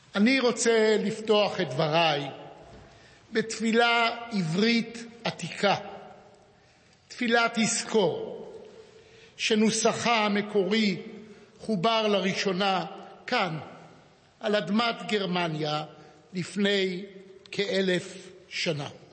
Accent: Jerusalem, Jerusalem District, Israel; נולדתי בירושלים בספטמבר 1939

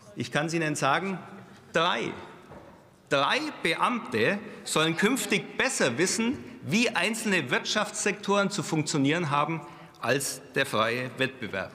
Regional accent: Bavaria, Germany; als Bayer

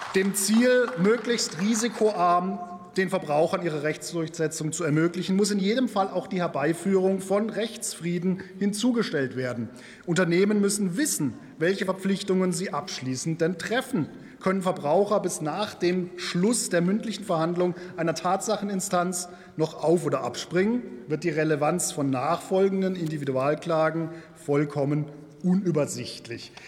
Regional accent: Germany; bei uns in Deutschland

